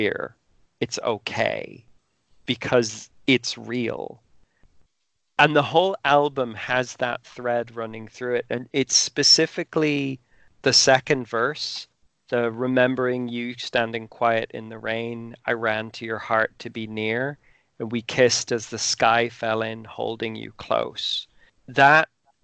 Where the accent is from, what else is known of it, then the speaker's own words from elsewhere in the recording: Ireland; I'm Irish. I went to an Irish school.